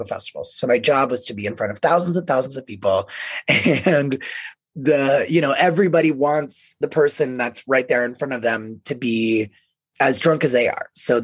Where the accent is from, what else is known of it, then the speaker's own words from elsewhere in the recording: Tampa, Florida, United States; now in Denver, United States; Growing up in Florida, in Tampa, we would say Trampa